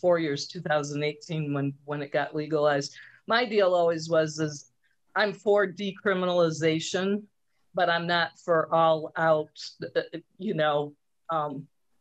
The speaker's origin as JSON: {"language": "English", "town": "Traverse City", "region": "Michigan", "country": "United States", "said": "I'm from Traverse"}